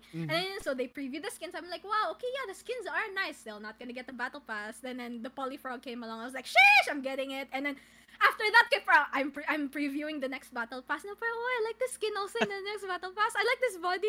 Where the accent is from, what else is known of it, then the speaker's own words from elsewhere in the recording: Davao City, Davao Region, Philippines; also born or lived in Manila; I've been living in Davao since I was born. I was born here